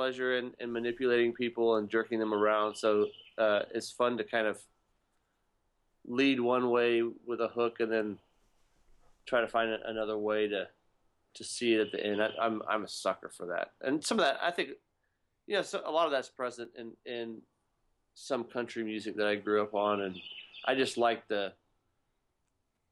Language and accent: English; Texas, United States; I grew up in Texas